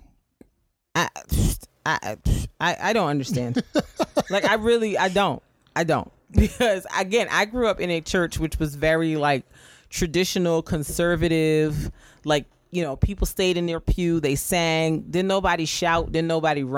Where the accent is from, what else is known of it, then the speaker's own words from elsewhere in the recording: Barbados; moved away; the church I grew up in Barbados